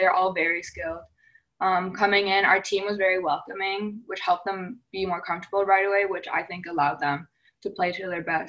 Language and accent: English; Oakville, Ontario, Canada; born or raised there